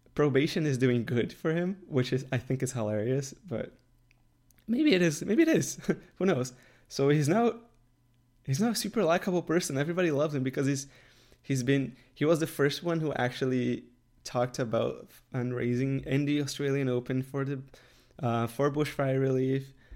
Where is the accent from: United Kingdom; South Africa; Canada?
Canada; I'm in Canada and I'm Canadian